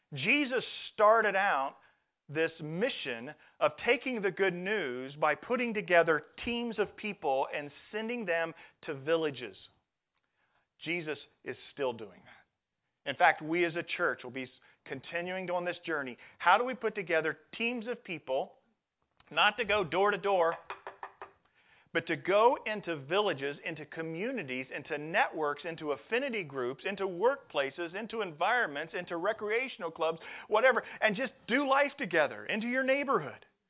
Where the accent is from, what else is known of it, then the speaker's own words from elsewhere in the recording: Midwest, United States; moved away as an adult; I'm a farm kid. I come from the Midwest corn, soybeans